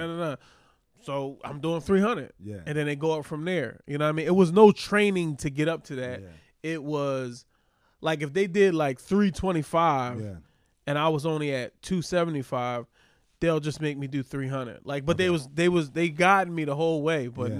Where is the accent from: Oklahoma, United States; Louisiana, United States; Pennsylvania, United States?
Pennsylvania, United States; Philadelphia; now in New York, United States; we grew up around Muslims in Philly.